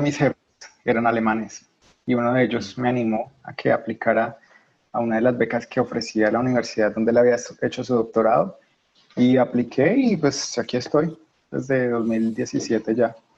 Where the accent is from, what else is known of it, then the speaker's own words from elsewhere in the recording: Colombia; moved away as an adult; now in Germany; soy colombiano